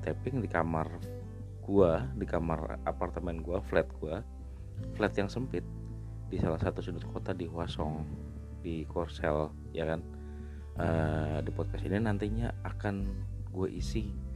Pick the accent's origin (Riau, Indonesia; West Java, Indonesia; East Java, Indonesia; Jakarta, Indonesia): Jakarta, Indonesia; moved away as an adult; now in Hwaseong, South Korea; gua dari Indonesia ya. Gua lahir Jakarta, sekian tahun lalu. Saat ini gua tinggal di Korea Selatan